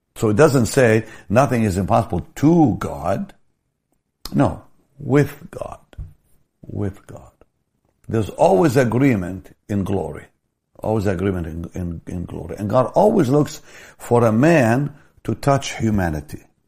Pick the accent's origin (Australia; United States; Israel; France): Israel; Jaffa, Tel Aviv District; I grew up in the Catholic school in Jaffa, we prayed every day